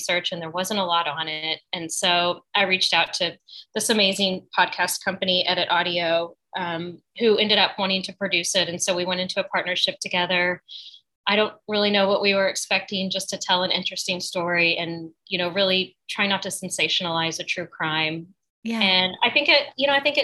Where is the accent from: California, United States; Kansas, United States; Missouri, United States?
Missouri, United States; Springfield; moved away as an adult; also born or lived in San Francisco / New Orleans; now in New York, United States; I grew up in the Ozarks